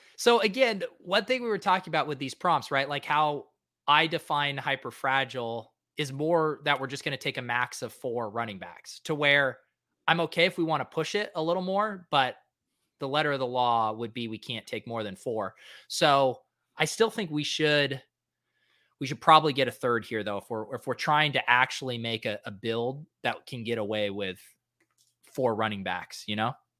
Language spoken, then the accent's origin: English; Denver, Colorado, United States; I, I grew up in Denver